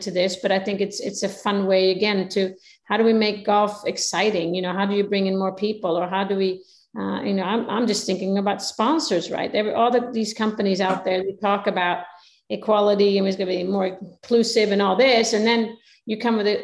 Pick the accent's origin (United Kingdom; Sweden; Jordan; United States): Sweden; I'm coming from Sweden